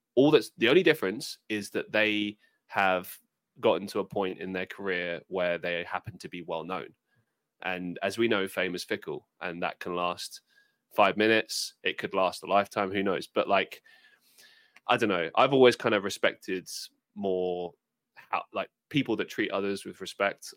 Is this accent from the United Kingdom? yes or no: yes; United Kingdom; for me as a British person